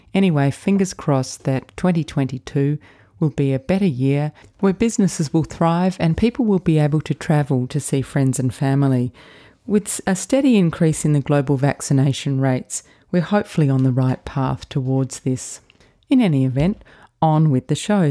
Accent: Adelaide, South Australia, Australia; Another Adelaide girl.

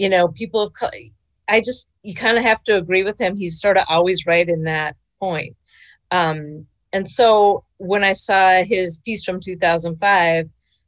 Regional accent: Minneapolis, Minnesota, United States; Growing up in Minneapolis, one-dimensional. I never learned, for example, about Native American history in my own state

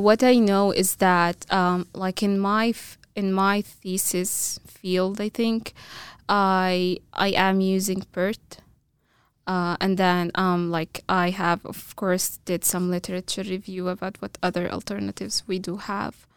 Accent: Egypt; first language Arabic; English is a second language; moved away as an adult; now in Boise, United States; I'm, I'm, uh, originally from Egypt

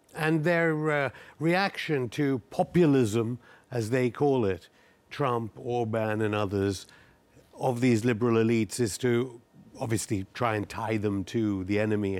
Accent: United Kingdom; I am British.

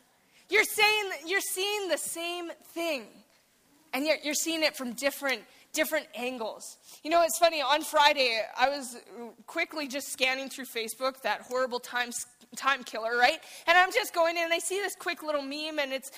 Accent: Saskatchewan, Canada; moved away as an adult; I'm from Saskatchewan, and so I came here

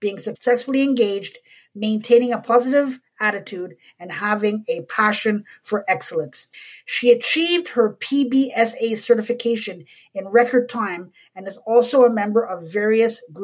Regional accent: Montreal, Quebec, Canada; moved away; I'm originally from Montreal

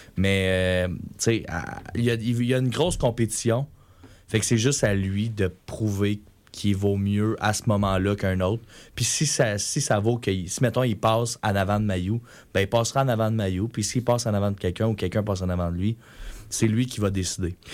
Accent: Quebec, Canada; moi en tant que Québécois

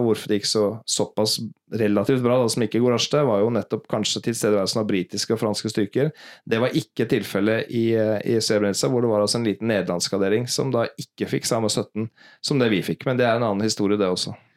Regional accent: Norway; moved away as an adult; now in New York, United States; vi som nordmenn

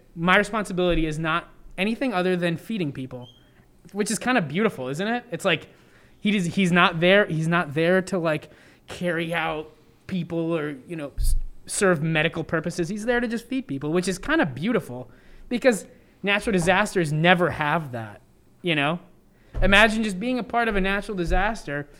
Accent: Elmira, New York, United States; moved away as an adult; also born or lived in Providence, Rhode Island; now in Rhode Island, United States; I grew up in upstate New York

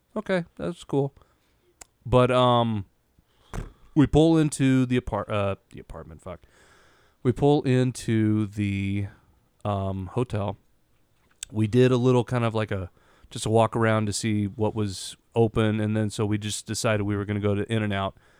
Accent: Yakima, Washington, United States; We're fucking Hicks from Yakima

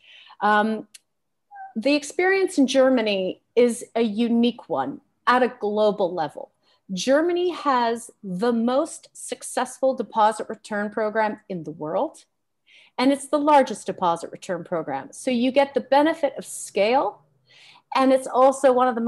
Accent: Canada; As a Canadian

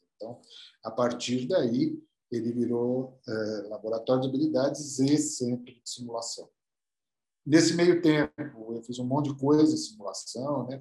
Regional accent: São Paulo, Brazil; also born or lived in United States; eu sou, eu sou aqui de São Paulo

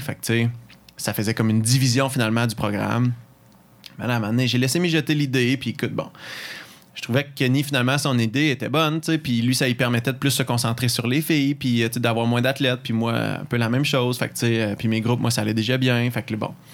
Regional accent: Mont-Saint-Hilaire, Quebec, Canada; moved away as an adult; also born or lived in Sherbrooke; Saint-Hilaire, où mon patelin d'où je viens

